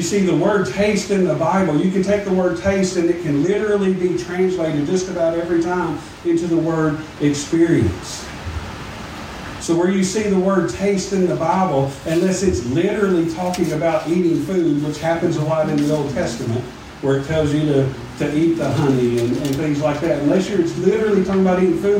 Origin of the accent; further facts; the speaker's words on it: Smackover, Arkansas, United States; I'm from Smackover